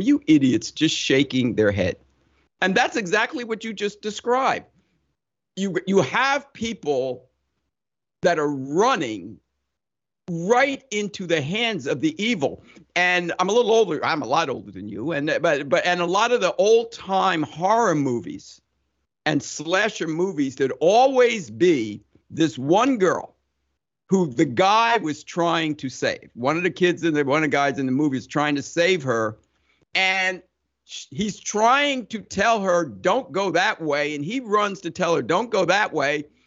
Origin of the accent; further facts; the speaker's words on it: Summit, New Jersey, United States; moved away as an adult; also born or lived in Ohio; I grew up in Summit, New Jersey